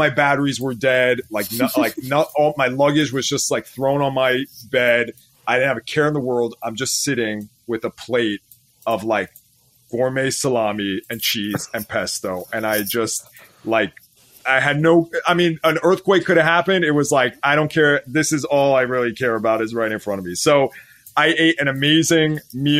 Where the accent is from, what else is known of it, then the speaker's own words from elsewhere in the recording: California, United States; sono armeno, I'm Armenian, vengo da California, I come from California